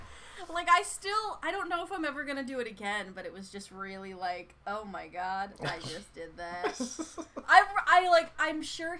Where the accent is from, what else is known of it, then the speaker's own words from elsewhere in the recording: United States; accent: American; In my American accent